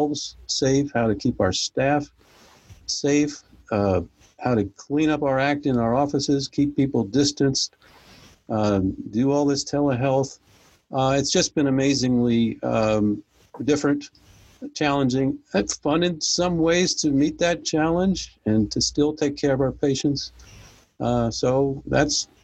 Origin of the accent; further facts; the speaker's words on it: New Jersey, United States; now in Belmont, United States; I was born up north in New Jersey, of all places. Found my way south and haven't gone back up there. I do still have some family up there. And I actually grew up in a rural little town